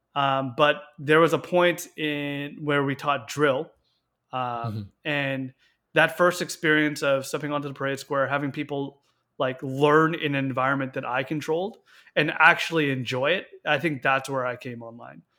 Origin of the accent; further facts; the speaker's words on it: Victoria, British Columbia, Canada; I was born and raised in Victoria, BC